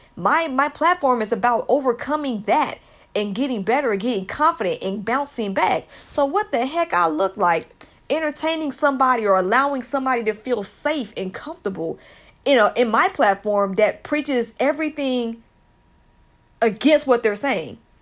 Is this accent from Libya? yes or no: no; United States; culturally, I was raised in the States